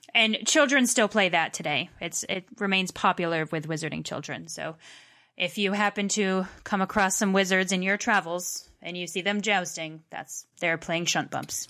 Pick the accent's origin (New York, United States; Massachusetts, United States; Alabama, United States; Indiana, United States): Massachusetts, United States; I'm from Massachusetts and can say a lot of British words